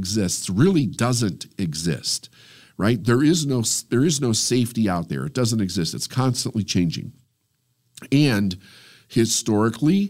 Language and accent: English; United States; I feel it's my responsibility as an American